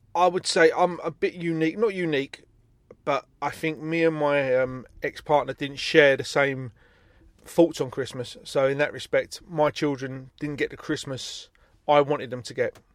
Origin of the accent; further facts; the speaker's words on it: Stockwell, London, United Kingdom; where I grew up in Stockwell